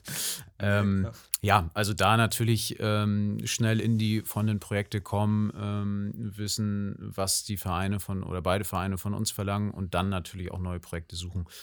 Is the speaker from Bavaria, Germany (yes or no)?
no; Kiel, Schleswig-Holstein, Germany; also born or lived in Hamburg; Ich komme einfach aus Kiel ähm, mit einer kleinen Zwischenstation in Hamburg und jetzt wieder in Kiel